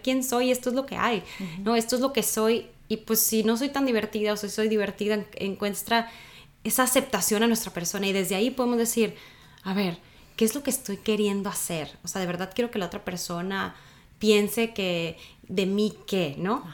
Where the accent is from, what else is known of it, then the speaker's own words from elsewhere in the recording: Sonora, Mexico; soy de Sonora, un morro, un chavo